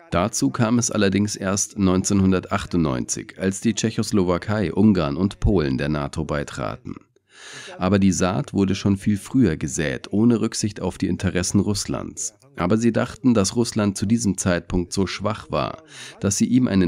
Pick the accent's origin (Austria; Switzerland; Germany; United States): United States; German is a second language; Und als Amerikaner fällt es mir schwer zu begreifen, wie sehr sich die politische Landschaft in den Vereinigten Staaten verändert hat